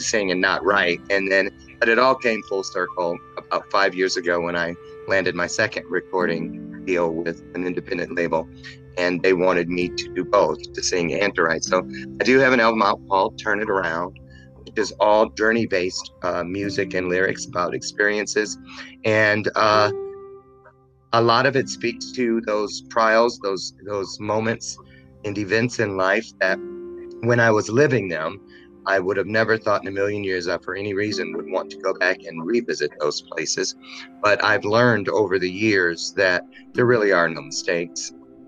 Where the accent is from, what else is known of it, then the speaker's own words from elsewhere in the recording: Michigan, United States; now in Naperville, United States; I was born and raised in Michigan, 1962.